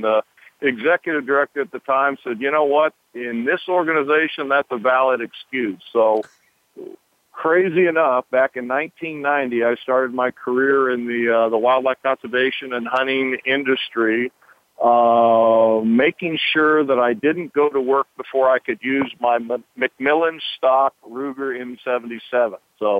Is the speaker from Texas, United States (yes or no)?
no; California, United States; moved away; I grew up in California.